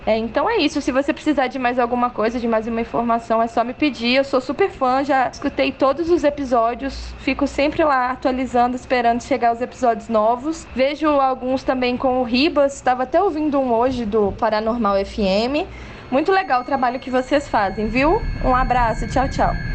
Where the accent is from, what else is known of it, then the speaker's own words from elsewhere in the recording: Belo Horizonte, Minas Gerais, Brazil; sou nascida e criada aqui em Belo Horizonte